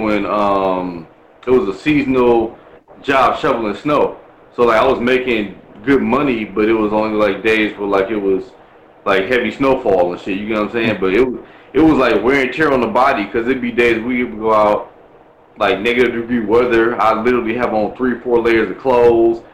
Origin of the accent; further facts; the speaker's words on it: Milwaukee, Wisconsin, United States; I'm from Milwaukee